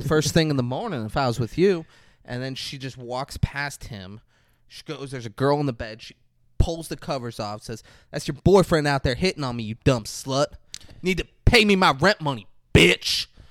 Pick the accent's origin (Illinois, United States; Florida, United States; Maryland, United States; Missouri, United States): Florida, United States; Palm Beach Gardens; Oh, Palm Beach Gardens